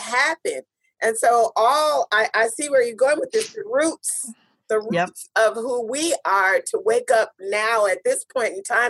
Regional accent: Clover Park School District, Washington, United States; we grew up in the Clover Park School District.

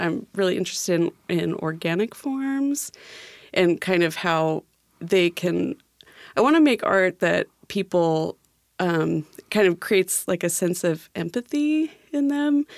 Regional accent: California, United States; moved away as an adult; also born or lived in Seattle, Washington; now in Tacoma, United States; I'm from California, and I went to school for a few years there

